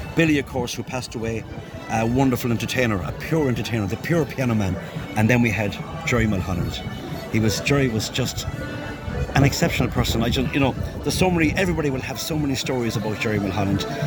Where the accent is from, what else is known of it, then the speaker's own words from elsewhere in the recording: Galway, Connacht, Ireland; I'm from Galway and I'm a musician here in Galway for many, many years.